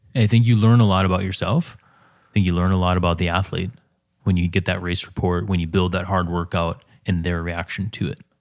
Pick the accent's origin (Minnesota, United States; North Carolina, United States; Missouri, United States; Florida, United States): Minnesota, United States; the way I was raised in Minnesota